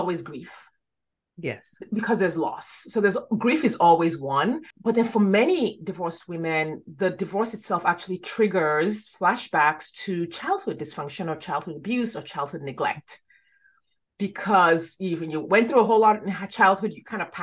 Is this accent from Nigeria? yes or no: yes; Nigeria; moved away; I grew up in Nigeria.